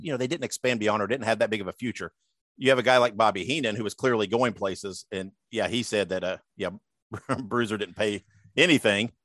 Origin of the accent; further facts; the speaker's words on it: Columbus, Indiana, United States; I was born and raised in Columbus, Indiana